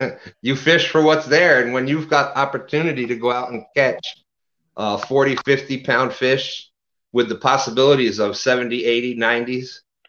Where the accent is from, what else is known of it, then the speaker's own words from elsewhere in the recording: New York, United States; also born or lived in Louisiana; I was originally from Louisiana, so I moved upstate New York when I was younger, et cetera, et cetera, et cetera.